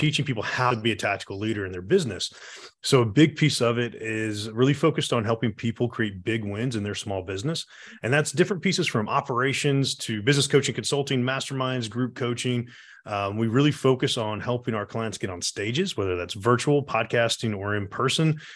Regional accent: Atlanta, Georgia, United States; I was born and raised here in Atlanta

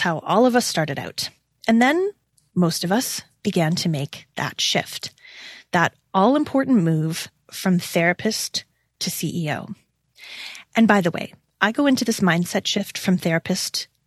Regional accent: Toronto, Ontario, Canada; my hometown of Toronto, Ontario

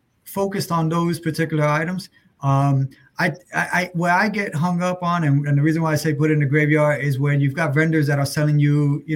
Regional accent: New York City, New York, United States; I grew up obviously in New York City

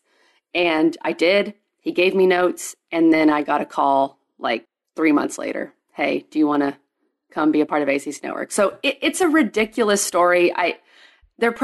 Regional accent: Texas, United States; moved away as an adult; also born or lived in Clemson, South Carolina; growing up in Texas, loved it

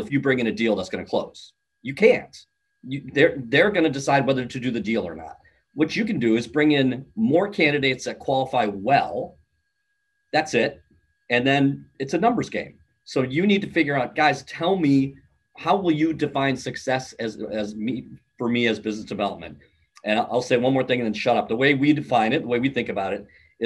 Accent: Midwest, United States; I'm from the Midwest

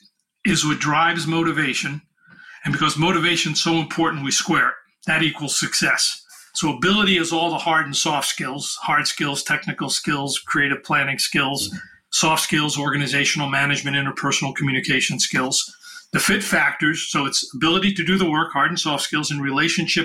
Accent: New York City, New York, United States; I'm from New York City

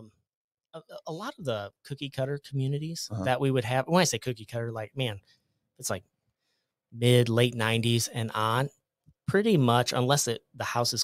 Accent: Iowa, United States; I'm from Iowa, uh-huh.

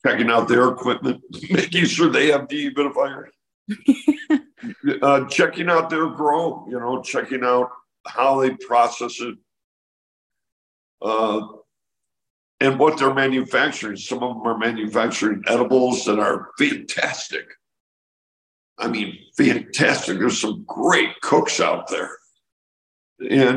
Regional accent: Illinois, United States; Illinois, my home state

